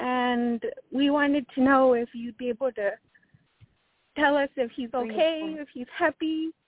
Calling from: New Mexico, United States; I'm calling from New Mexico.

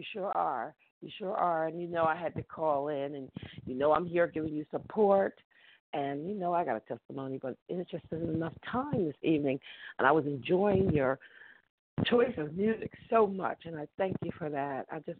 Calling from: Philadelphia, Pennsylvania, United States; I'm in Philly. Yeah.

